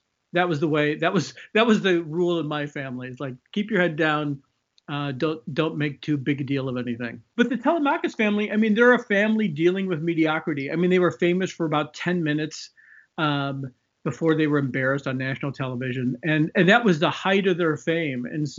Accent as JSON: {"language": "English", "town": "Chicago", "region": "Illinois", "country": "United States", "tie": "born or raised there", "said": "Yeah, so I grew up in Chicago. I went to school in the 80s."}